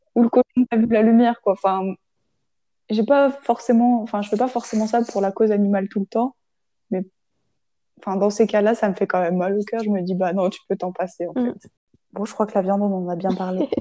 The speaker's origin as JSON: {"language": "French", "town": "Grenoble", "region": "Auvergne-Rhône-Alpes", "country": "France", "moved": "yes", "said": "je viens de Grenoble pour le coup, et c'est vrai qu'on est très transport en commun et très vélo"}